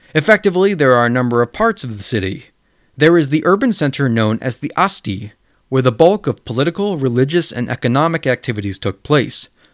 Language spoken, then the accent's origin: English; a town of thirty thousand near Chicago, Illinois, United States; my hometown of thirty thousand is only technically considered a village when compared to neighboring cities like Chicago